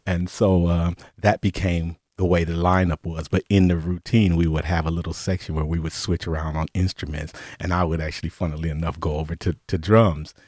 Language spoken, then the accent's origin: English; Cleveland, Ohio, United States; moved away; also born or lived in Detroit; I went back to my hometown of Cleveland